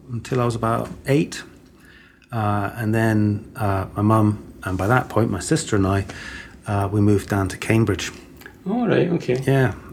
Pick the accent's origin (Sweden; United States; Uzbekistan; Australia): Sweden; Stockholm, Stockholm County; born there; I was born in Stockholm, in Sweden.